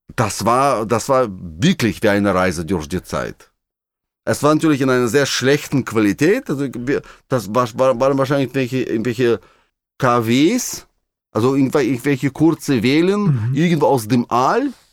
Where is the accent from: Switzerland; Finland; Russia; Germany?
Russia; moved away; In meiner Heimat in Russland